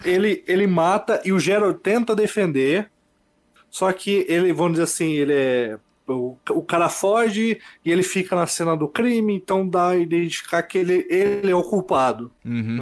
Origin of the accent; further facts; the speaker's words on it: Bela Vista do Paraíso, Paraná, Brazil; now in Londrina, Brazil; Sou de Bela Vista do Paraíso atualmente, moro em Londrina